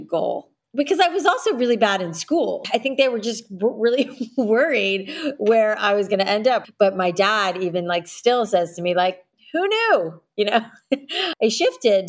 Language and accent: English; South Florida, United States; I grew up in South Florida where, you know, the humidity was not my friend